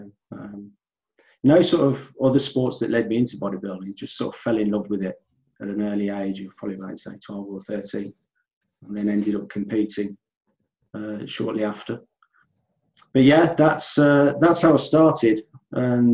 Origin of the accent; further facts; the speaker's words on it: Midlands, United Kingdom; I'm a natural bodybuilder from the UK, from the Midlands, you can probably tell from my accent